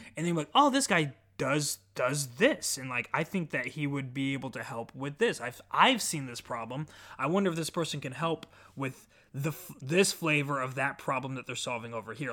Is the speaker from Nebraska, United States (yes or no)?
yes; Omaha, Nebraska, United States; I'm from Omaha, Nebraska